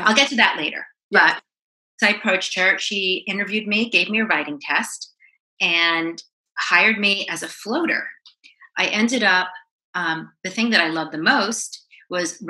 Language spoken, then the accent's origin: English; Syosset, New York, United States; accent: New York; now in Los Angeles, United States; I'm originally from Long Island, Syosset, Long Island